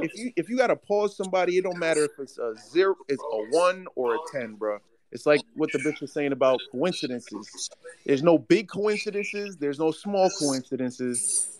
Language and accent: English; New York, United States; I'm from New York.